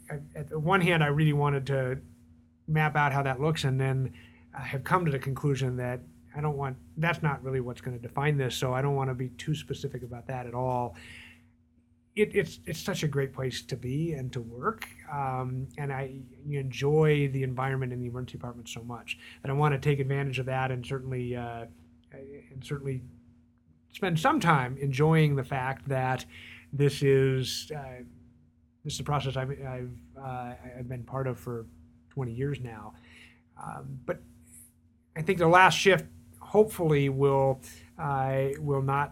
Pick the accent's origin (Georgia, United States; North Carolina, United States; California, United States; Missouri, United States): California, United States; San Diego; moved away as an adult; also born or lived in New York City / Michigan / Hanover, New Hampshire; now in Denver, United States; I was born in New York City, and then we moved around a little bit. But I went to San Diego or arrived in California at 5 and grew up in San Diego